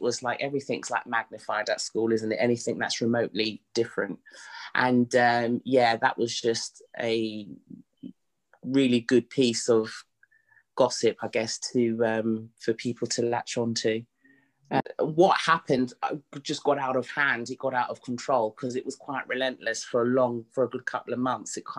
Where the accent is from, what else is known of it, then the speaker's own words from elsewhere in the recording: London, United Kingdom; I was born in Mother's Hospital, which is in Hackney, in East London. Born and raised